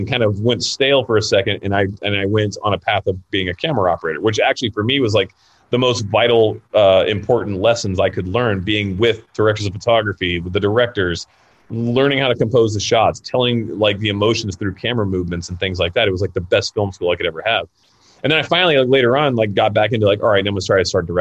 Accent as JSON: {"language": "English", "region": "Florida", "country": "United States", "tie": "born or raised there", "also_born_or_lived": "California", "moved": "yes", "lives_now": "Los Angeles, United States", "said": "I'm from Florida. Like, well, I grew up in Florida. I'm born in California."}